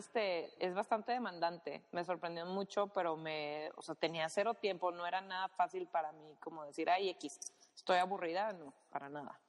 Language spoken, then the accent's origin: Spanish; Monterrey, Nuevo León, Mexico; yo soy de Monterrey